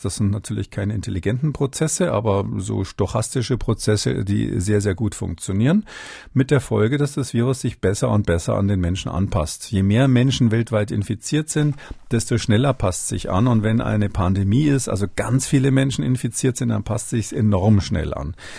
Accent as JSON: {"language": "German", "country": "Germany", "said": "bei uns in Deutschland"}